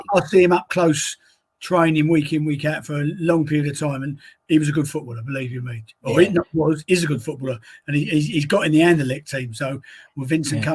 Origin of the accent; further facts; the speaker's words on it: London, United Kingdom; my hometown of woolwich